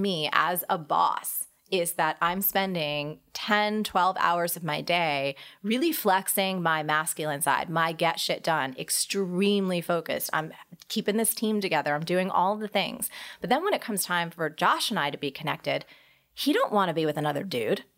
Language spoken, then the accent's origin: English; New Jersey, United States; I'm a girl from New Jersey